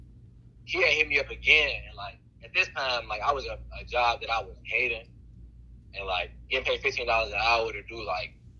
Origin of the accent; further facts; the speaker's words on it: Chicago, Illinois, United States; I'm from Chicago.